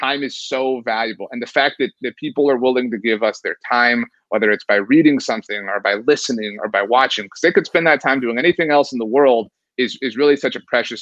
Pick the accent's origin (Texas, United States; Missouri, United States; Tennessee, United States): Texas, United States; Rio Grande Valley; also born or lived in San Antonio, Texas; I grew up in the Rio Grande Valley, and I still live in the Rio Grande Valley.